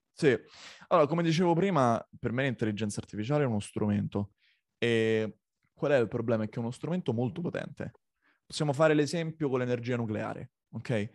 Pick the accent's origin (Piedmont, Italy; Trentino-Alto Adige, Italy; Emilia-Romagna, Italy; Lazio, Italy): Lazio, Italy; Rome; moved away as an adult; now in Copenhagen, Denmark; io nato nel 1991 a Roma